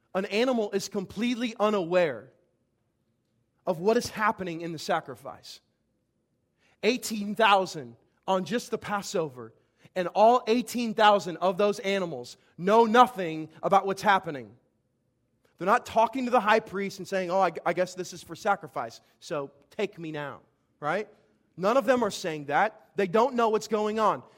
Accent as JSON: {"language": "English", "town": "Vandalia", "region": "Illinois", "country": "United States", "tie": "born or raised there", "said": "my hometown, Vandalia, Illinois"}